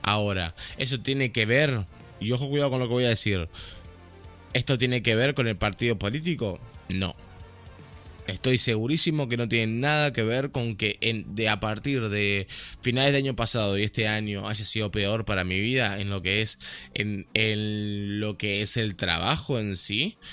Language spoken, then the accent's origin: Spanish; Uruguay; Yo soy negro, soy uruguayo